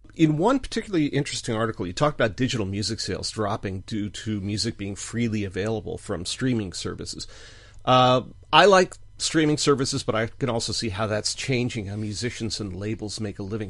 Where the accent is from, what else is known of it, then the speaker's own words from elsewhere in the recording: United States; we're Americans